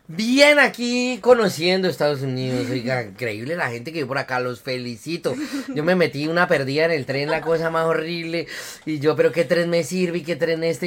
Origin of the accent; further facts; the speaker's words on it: Boyacá, Colombia; yo soy un boyacense, completamente boyacense. Bueno, mi mamá es de Santander, de una parte de Colombia que se llama Santander, mi papá es de Boyacá, yo nací en Boyacá, en un pueblito que se llama Genesano